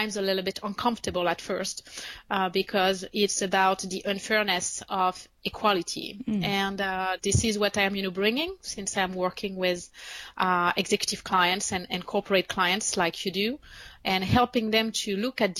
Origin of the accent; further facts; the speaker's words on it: France; English is a second language; moved away as an adult; also born or lived in United States; now in Paris, France; I am French, and I was born and raised in France, and I moved to the United States 11 years ago